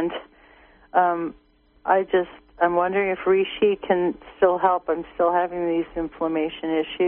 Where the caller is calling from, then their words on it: Blue Lake, California, United States; Hello, I'm from Blue Lake. I'm a member, and thanks for your show.